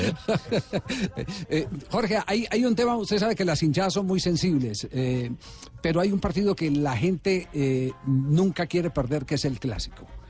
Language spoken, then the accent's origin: Spanish; Colombia; como colombiano